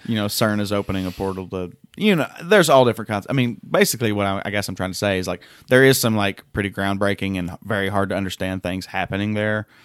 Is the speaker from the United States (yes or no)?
yes; Tennessee, United States; I'm from Tennessee